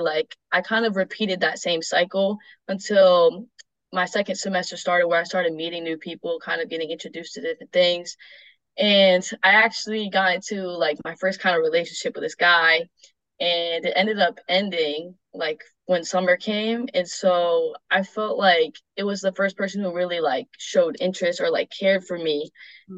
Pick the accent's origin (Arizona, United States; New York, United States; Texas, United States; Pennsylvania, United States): New York, United States; Ithaca; I'm from Ithaca, New York, um, and I'm now attending Roberts Wesleyan University